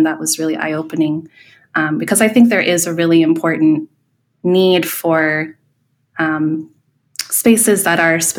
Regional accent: Sandusky, Ohio, United States; Growing up in Ohio, basically from the fourth grade until beginning of high school, I lived in a small town called Sandusky.

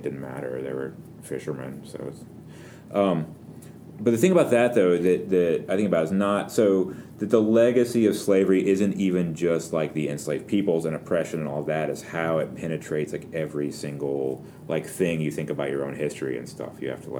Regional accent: the South, United States; I think about them as being Southern because I'm from the South

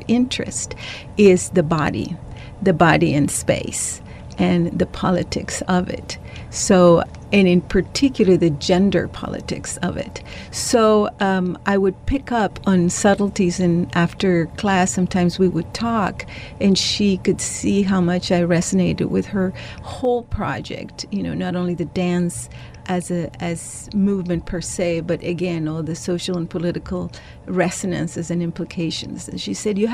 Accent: El Salvador; moved away as an adult; I was born and raised in El Salvador, and I came to live here precisely because of the war

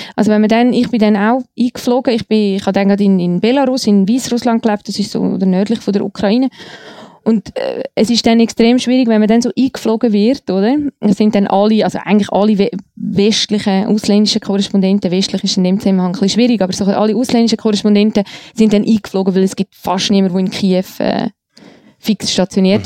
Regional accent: Eastern Switzerland, Switzerland; Ich komme aus einem alten Eigenossen Untertanengebiet in der Ostschweiz.

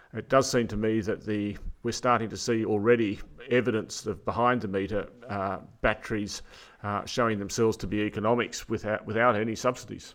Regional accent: New South Wales, Australia; New South Wales, my home state

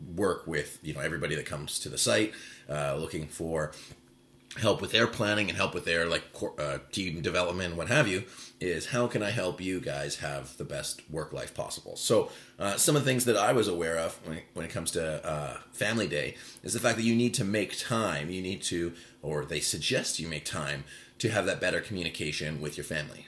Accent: Vancouver, British Columbia, Canada; born and raised in Vancouver

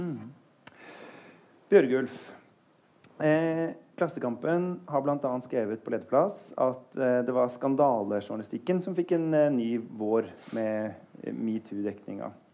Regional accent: Eastern Norway, Norway; Jeg er på sånn fornavnskjør fordi jeg kommer fra Østlandet

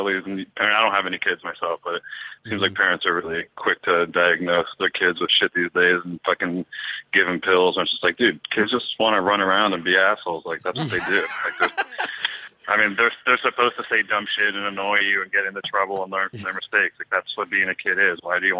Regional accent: East Coast, United States; I'm from the East Coast and I've been in an East Coast winter

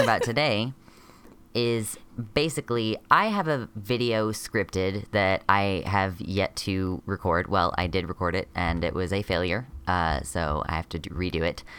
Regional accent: United States; I'm a transmasculinish person from America

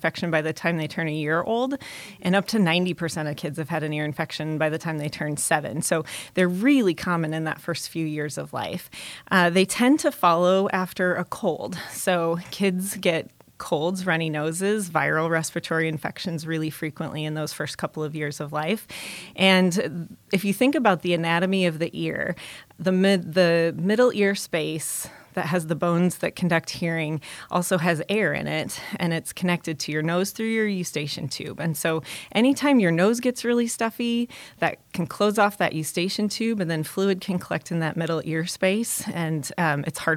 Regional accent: Omaha, Nebraska, United States; I was born and raised in Omaha and grew up here

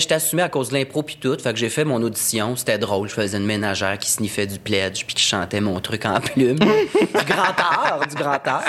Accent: Saint-Jean-sur-Richelieu, Quebec, Canada; Je viens de Saint-Jean

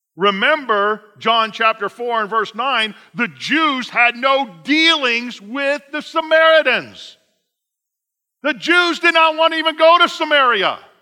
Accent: Indiana, United States; I'm from Indiana.

